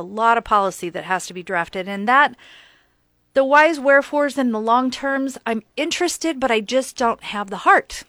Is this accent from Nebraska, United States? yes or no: yes; Lincoln, Nebraska, United States; we grew up in Lincoln